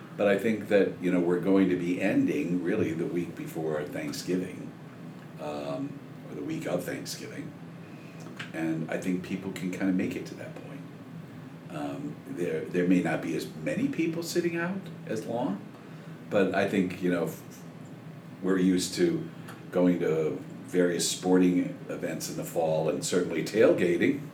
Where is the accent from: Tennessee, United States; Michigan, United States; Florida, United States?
Michigan, United States; moved away; I grew up in Michigan